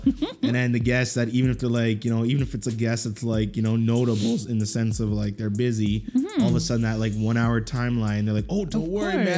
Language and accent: English; Dorchester, Massachusetts, United States; I'm from Dorchester.